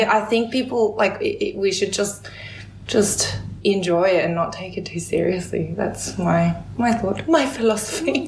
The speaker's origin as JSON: {"language": "English", "country": "Australia", "tie": "born or raised there", "also_born_or_lived": "South Korea", "said": "growing up in Australia, um, you know, I'm an immigrant from Korea"}